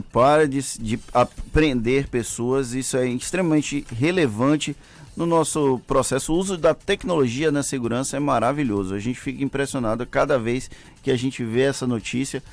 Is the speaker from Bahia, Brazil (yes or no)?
yes; Valença, Bahia, Brazil; o principal colégio eleitoral lá da minha cidade, em Valença